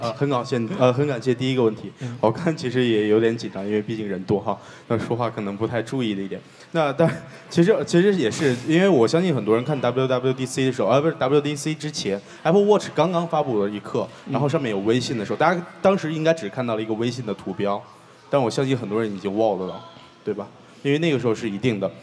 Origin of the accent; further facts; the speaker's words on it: China; 对于我们中国人来说